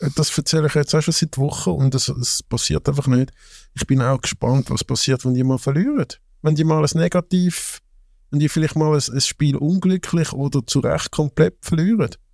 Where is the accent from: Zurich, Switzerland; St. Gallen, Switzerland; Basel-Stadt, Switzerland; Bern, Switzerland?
Zurich, Switzerland; als Zürcher